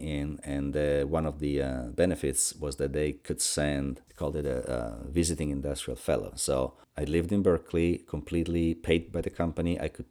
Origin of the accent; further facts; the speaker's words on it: Crema, Lombardy, Italy; I was born in 1957 in Crema, which is a small town in northern Italy. I was born and raised in that little town until, you know, through my early 20s and beyond.